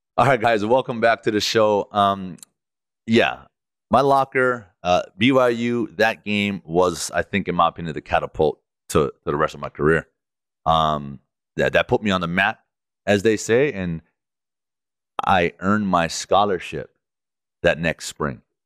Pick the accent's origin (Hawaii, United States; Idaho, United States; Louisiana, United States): Hawaii, United States; growing up in Hawaii